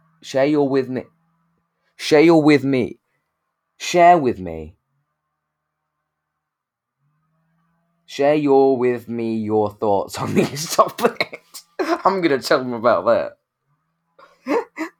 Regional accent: United Kingdom; we're from Britain

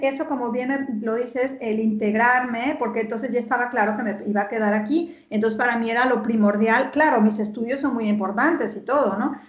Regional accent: Guadalajara, Jalisco, Mexico; moved away as an adult; also born or lived in Paris, France / Berlin, Germany; now in Stuttgart, Germany; yo soy de Guadalajara y te enseño mi pasaporte. O sea, nací en Guadalajara

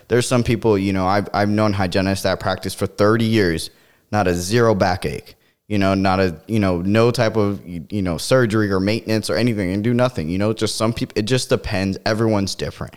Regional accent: Florida, United States; growing up in Florida

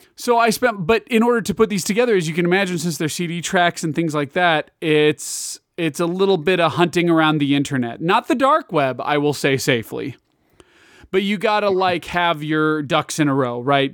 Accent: Kansas, United States; I'm from Kansas

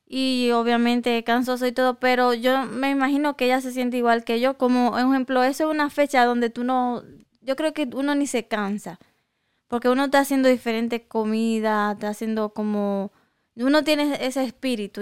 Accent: Dominican Republic; moved away; yo me crié en República Dominicana

